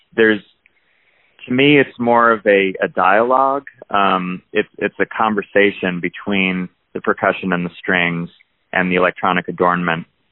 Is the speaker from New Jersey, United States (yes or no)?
yes; New Jersey, United States; I grew up in New Jersey